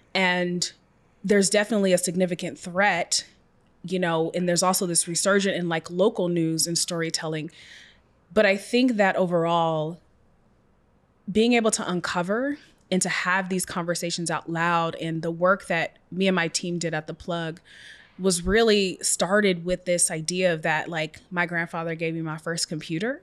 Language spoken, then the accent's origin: English; Seattle, Washington, United States; I was raised in Seattle, single parent